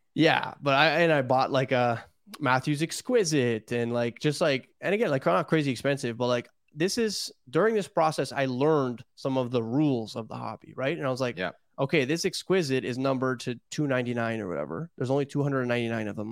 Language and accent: English; Toronto, Ontario, Canada; I'm from Toronto